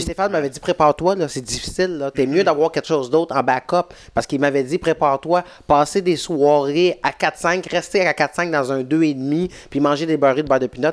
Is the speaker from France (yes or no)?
no; Saint-Jean-sur-Richelieu, Quebec, Canada; j'ai grandi à Saint-Jean